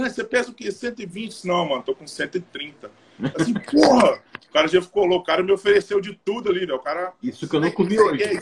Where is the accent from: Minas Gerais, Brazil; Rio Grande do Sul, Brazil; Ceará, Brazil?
Minas Gerais, Brazil; Arcos; Eu sou de Arcos, Minas Gerais. Fica 200 quilômetros de Belo Horizonte, Divinópolis, né, perto do Lagoa da Prata.